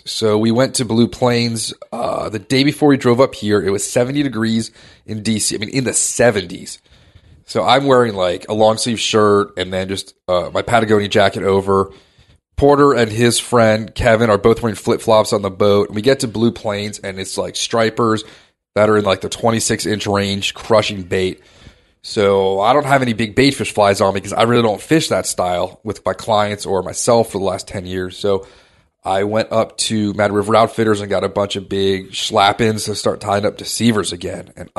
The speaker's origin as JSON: {"language": "English", "region": "Maharashtra", "country": "India", "said": "We're from Maharashtra. We don't get excited about sandwiches."}